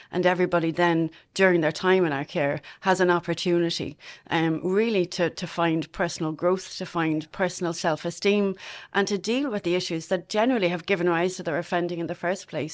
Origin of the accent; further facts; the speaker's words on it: Dublin, Leinster, Ireland; moved away as an adult; now in Longford, Ireland; I'm originally from Castleknock in Dublin. Um, I spent most of my childhood there.